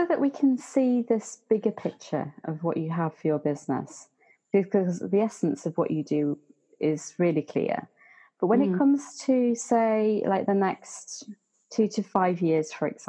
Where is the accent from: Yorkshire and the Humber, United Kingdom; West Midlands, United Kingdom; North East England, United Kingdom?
Yorkshire and the Humber, United Kingdom; York; I'm from York